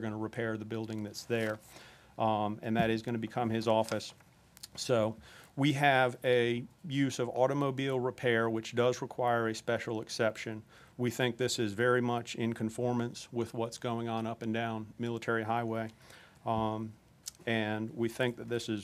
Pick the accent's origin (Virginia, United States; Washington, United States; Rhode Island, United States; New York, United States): Virginia, United States; Norfolk; I grew up on Armster Bridge Road in West Ghent, and I only mention that because I grew up playing Little League at Bluebird Park